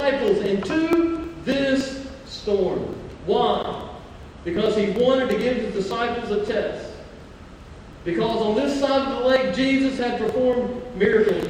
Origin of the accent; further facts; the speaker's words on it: Mobile, Alabama, United States; moved away as an adult; also born or lived in California; growing up in Mobile, Alabama